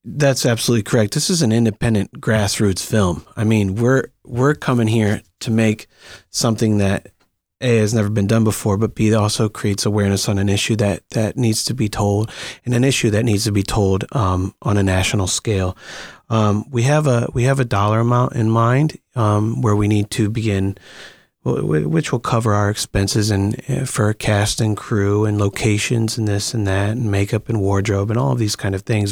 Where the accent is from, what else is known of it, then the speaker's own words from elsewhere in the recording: Akron, Ohio, United States; moved away as an adult; also born or lived in Green, Ohio; now in Los Angeles, United States; Akron is my hometown, but, but I moved to Green a little bit later when I was about twelve or thirteen